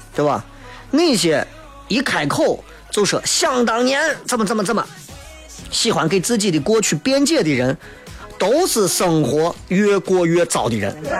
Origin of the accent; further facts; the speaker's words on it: Xi'an, Shaanxi, China; 我作为一个西安人